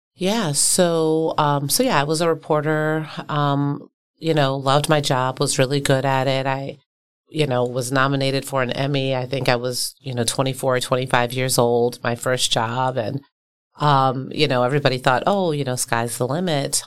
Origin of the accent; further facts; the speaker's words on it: Baltimore, Maryland, United States; now in Milwaukee, United States; I'm from a working class community in Baltimore